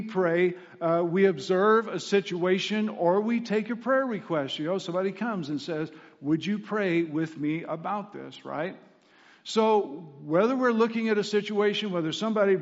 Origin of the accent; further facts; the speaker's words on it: Southwest Kansas, United States; I was raised in Southwest Kansas